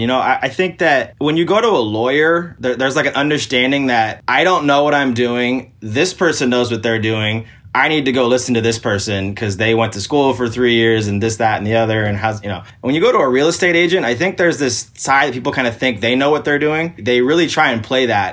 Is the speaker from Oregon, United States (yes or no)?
yes; Portland, Oregon, United States; So I'm from Portland, Oregon